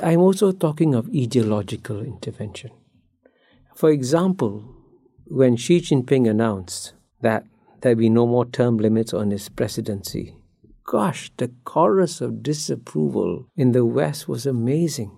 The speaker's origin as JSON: {"language": "English", "country": "Singapore", "tie": "born or raised there", "said": "I grew up in Singapore as a child"}